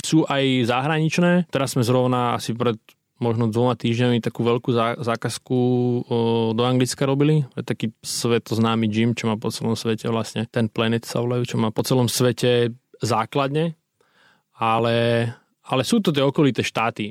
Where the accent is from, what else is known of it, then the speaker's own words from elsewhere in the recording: Krajné, Trenčín Region, Slovakia; also born or lived in Piešťany; now in Stará Turá, Slovakia; v Piešanoch som chodil do školy, teraz žijem v Starej Turej, ale pochádzam z krajného, malá dedinka mm-hmm. pri Mijave.